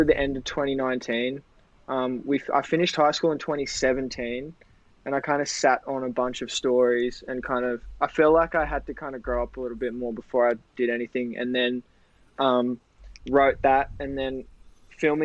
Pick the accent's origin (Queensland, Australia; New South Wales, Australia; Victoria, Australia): New South Wales, Australia; Newcastle; I'm out from Newey.